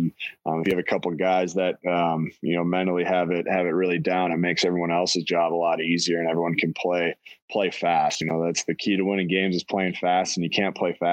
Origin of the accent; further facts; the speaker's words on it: North Dakota, United States; I'm originally from North Dakota